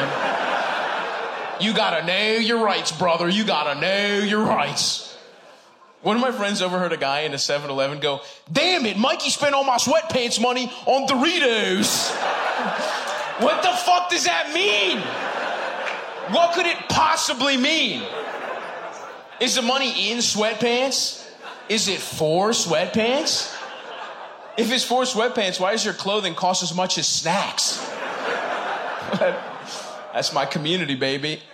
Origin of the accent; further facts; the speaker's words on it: Baltimore, Maryland, United States; I grew up in Southeast Baltimore, Greek town.